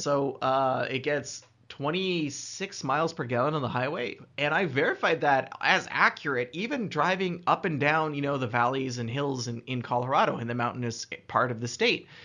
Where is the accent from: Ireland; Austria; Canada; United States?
Canada; as a Canadian, I'm pretty comfortable on the snow and ice. I spent a lot of time messing around when I was a kid doing that.